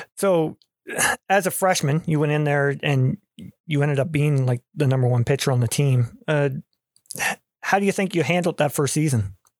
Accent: Canada; growing up in Canada here

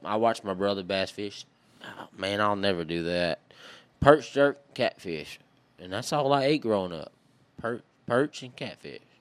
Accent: Maryville, Louisiana, United States; accent: Cajun; also born or lived in Jarrett, Louisiana; I was raised in Maryville, Louisiana, which is just a little, little tiny, little, like, one gas station is what they got, my boy, between Dritter and Texas

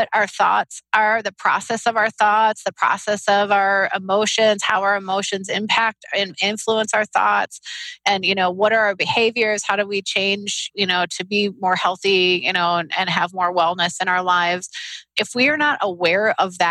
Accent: Detroit, Michigan, United States; I grew up in Detroit

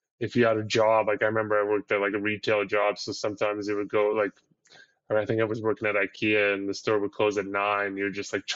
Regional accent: Ottawa, Ontario, Canada; moved away as an adult; also born or lived in Syria; now in Toronto area, Canada; we're all from Ottawa.

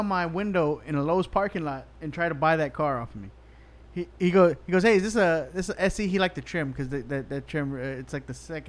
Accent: Corpus Christi, Texas, United States; I grew up in Corpus, man

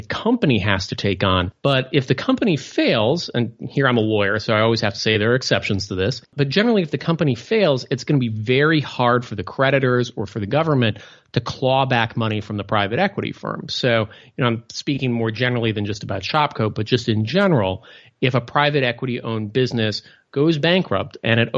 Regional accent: Midwest, United States; I grew up in the Midwest

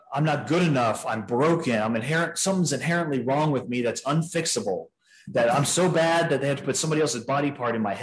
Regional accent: San Antonio, Texas, United States; I was born and raised in San Antonio, Texas

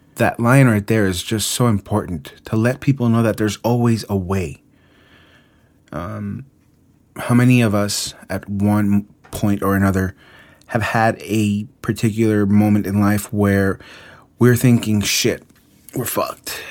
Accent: Mexico City, Mexico; moved away; Mexico City, my hometown

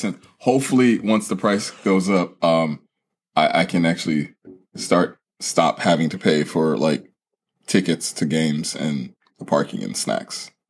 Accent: California, United States; we're from California

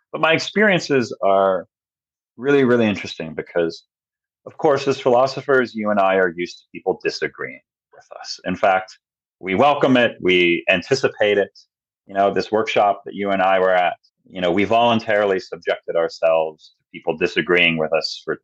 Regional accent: New York, United States; New York, my home state

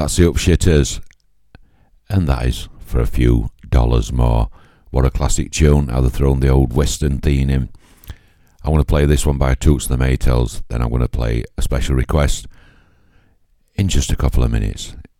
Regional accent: Yorkshire and the Humber, United Kingdom; I'm from Yorkshire

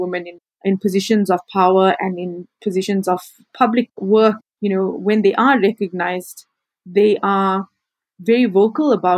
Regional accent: Durban, KwaZulu-Natal, South Africa; also born or lived in Cape Town; my hometown of Durban in South Africa

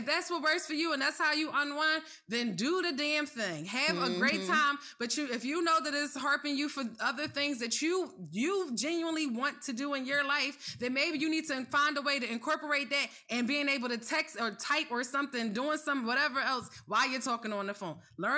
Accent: Philadelphia, Pennsylvania, United States; You know, when we're passionate from Philly.

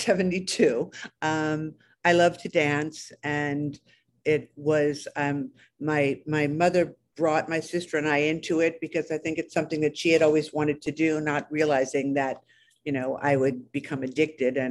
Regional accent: Westchester, New York, United States; also born or lived in Bronx, New York; I was born in the Bronx and raised in Westchester.

